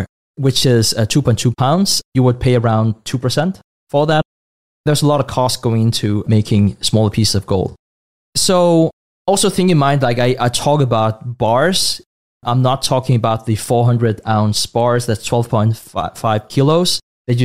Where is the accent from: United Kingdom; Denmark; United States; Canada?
Denmark; also born or lived in Asia; born and raised in Denmark